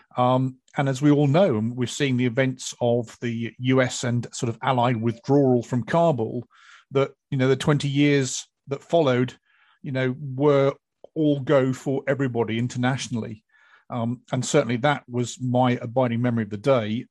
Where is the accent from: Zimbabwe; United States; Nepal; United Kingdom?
United Kingdom; for us Brits